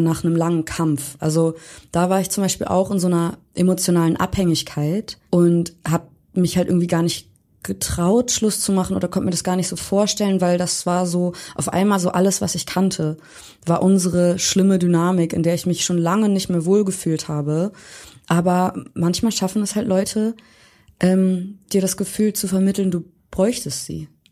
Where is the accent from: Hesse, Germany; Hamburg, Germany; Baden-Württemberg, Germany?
Hamburg, Germany; now in Berlin, Germany; komme gebürtig aus Hamburg